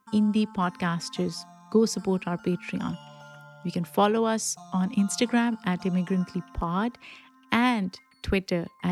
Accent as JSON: {"language": "English", "country": "Pakistan", "tie": "born or raised there", "moved": "yes", "lives_now": "United States", "said": "I grew up in Pakistan"}